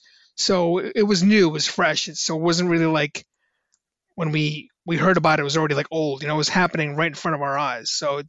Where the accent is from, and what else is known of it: New York City, New York, United States; born or raised there